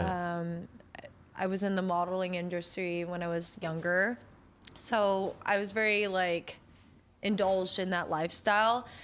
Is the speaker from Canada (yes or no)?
yes; Canada; I'm Canadian